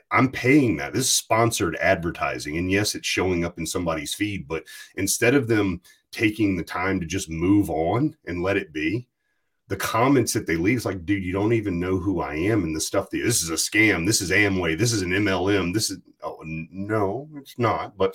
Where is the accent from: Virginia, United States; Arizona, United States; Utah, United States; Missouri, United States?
Virginia, United States; Amherst; Yeah. It's not Farmville. It's actually Amherst, Virginia, but it's farmland, Virginia.